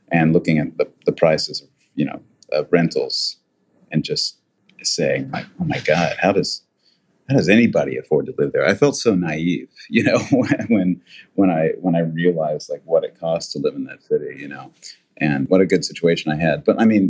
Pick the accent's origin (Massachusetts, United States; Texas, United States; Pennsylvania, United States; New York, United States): New York, United States; when people ask me where I'm from, that's what I say. I'm from New York, you know, because that's where I became who I am.